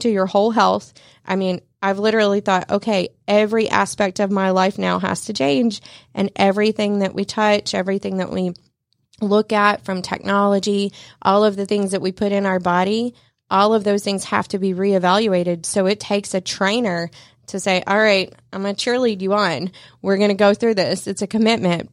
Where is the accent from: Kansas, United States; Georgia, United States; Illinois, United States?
Georgia, United States; North; moved away as an adult; I'm actually from North Georgia